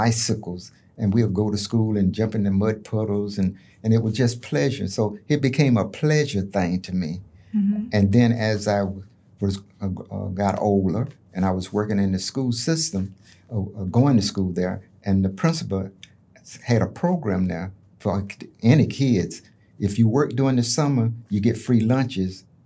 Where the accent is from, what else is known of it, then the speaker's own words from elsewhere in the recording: Bartow, Florida, United States; also born or lived in Raiford, Florida; when I was born in Rayford, Florida, mm-hmm. we moved to Bartow. When I was like two. Mm-hmm. So I don't know nothing else but Bartow